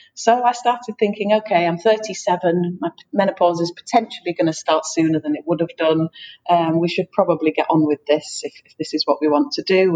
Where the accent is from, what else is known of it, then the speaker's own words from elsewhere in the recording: England, United Kingdom; moved away as an adult; also born or lived in Brittany, France; now in France; I'm from England, but I live in France with my partner who is French